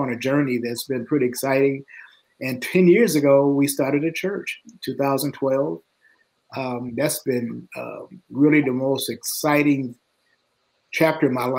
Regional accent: Detroit, Michigan, United States; moved away as an adult; now in Nashville, United States; I was raised in Detroit, Michigan, went to high school there

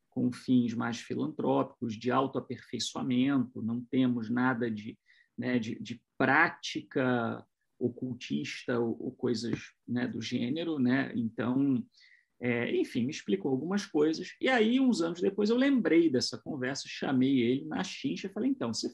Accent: São José dos Campos, São Paulo, Brazil; eu sou de São José dos Campos, eu, na época uh, eu residia em Itu

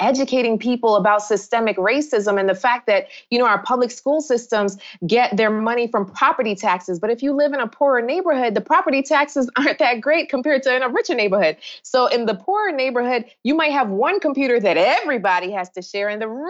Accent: New York, United States; moved away as an adult; also born or lived in Jamaica (ancestry); now in South Florida, United States; of Jamaican heritage. My family immigrated from Jamaica decades ago to New York. So I grew up a New Yorker. And then I moved to South Florida.

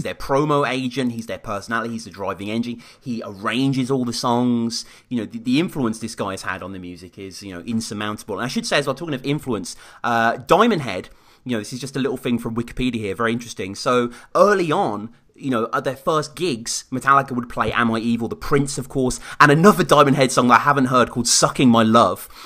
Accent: Birmingham, West Midlands, United Kingdom; in my hometown of Birmingham

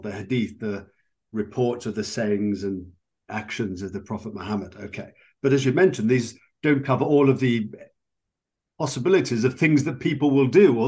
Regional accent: United Kingdom; I'm from Britain

